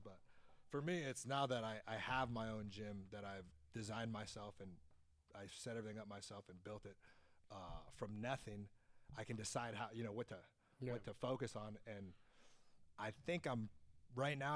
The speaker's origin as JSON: {"language": "English", "town": "Fairbanks", "region": "Alaska", "country": "United States", "tie": "born or raised there", "also_born_or_lived": "Fox, Alaska", "moved": "yes", "lives_now": "West Sacramento, United States", "said": "my hometown, Fairbanks"}